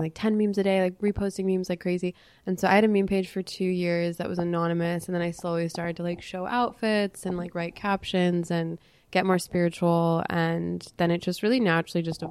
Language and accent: English; Los Angeles, California, United States; We grew up in West